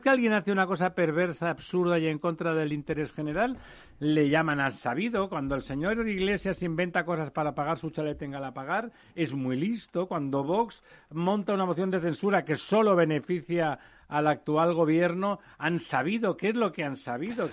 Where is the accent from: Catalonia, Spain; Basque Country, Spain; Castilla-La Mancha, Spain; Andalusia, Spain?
Catalonia, Spain; como decimos por allí mi tierra